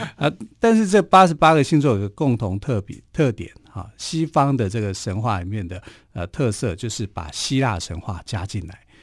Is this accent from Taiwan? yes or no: yes; Taiwan; 我们台湾话